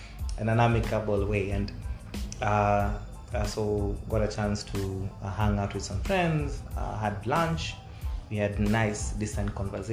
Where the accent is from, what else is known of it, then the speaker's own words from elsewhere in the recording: Kenya; now in Kampala, Uganda; I'm originally from Kenya.